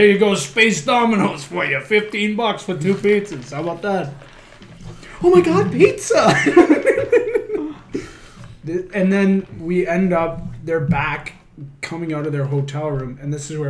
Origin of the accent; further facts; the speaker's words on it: Canada; We're Canadian creators